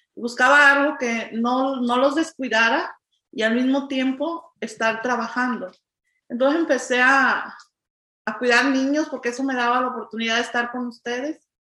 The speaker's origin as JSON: {"language": "Spanish", "region": "Jalisco", "country": "Mexico", "moved": "as an adult", "lives_now": "United States", "said": "soy mexicana, venimos del estado de Jalisco, tenemos 27 años aquí en este país"}